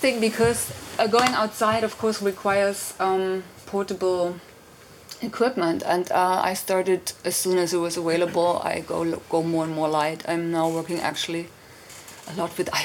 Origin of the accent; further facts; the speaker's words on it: Germany; moved away as an adult; also born or lived in London / Berlin; I'm from East Germany, and the wall came down, and I was 19